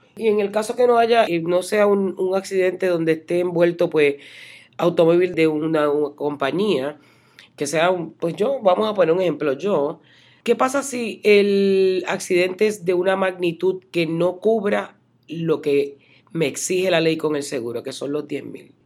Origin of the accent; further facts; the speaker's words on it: Puerto Rico; moved away as an adult; now in Central Florida, United States; uno viene de la Isla del Encanto, de donde soy yo